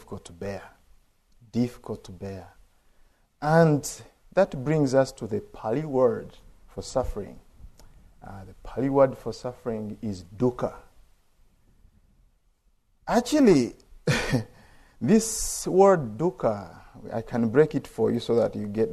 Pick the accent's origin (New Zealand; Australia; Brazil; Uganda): Uganda; I'm from Uganda